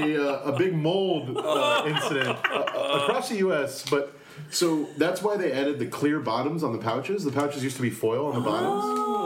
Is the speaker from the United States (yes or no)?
yes; United States; accent: American; my accent is English. American.